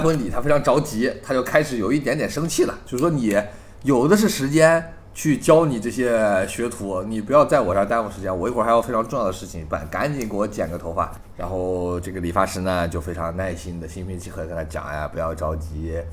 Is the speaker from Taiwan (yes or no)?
no; China; 我们就是大陆的这种观众